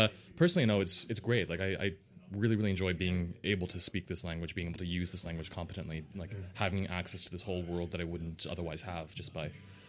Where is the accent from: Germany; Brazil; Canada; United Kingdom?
Canada; moved away as an adult; now in Sweden; I'm actually from Canada, but I moved here in September to take a position at the university as a lecturer in Celtic.